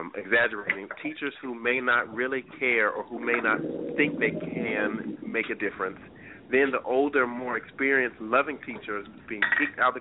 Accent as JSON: {"language": "English", "region": "North Carolina", "country": "United States", "tie": "born or raised there", "moved": "as an adult", "lives_now": "Chicago, United States", "said": "I grew up in North Carolina, where we were bused to schools for the purposes of integration"}